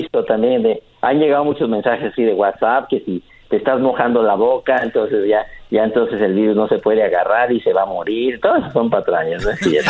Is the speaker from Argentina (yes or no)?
no; León, Guanajuato, Mexico; Yo soy del mero León, Guanajuato, donde la vida no vale nada